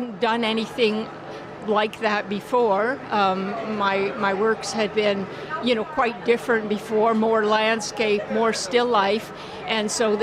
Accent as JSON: {"language": "English", "town": "London", "region": "Ontario", "country": "Canada", "said": "I'm an artist from London, Ontario"}